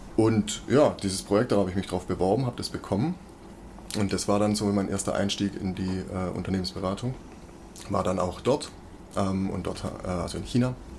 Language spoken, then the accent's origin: German; Weissach, Baden-Württemberg, Germany; now in Stuttgart, Germany; ich komme aus Weissach, ich bin am Entwicklungszentrum, ich bin mit Porsche quasi mhm. aufgewachsen. Das war wirklich also direkt vor der Haustür